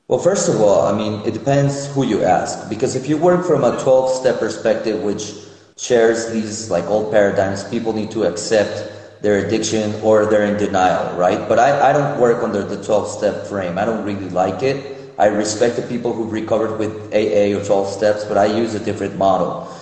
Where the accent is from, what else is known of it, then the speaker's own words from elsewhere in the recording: Mexico City, Mexico; moved away as an adult; also born or lived in United States / Israel; now in Minneapolis, United States; I was born in Mexico City, and I've lived both in Mexico, in the United States, and in Israel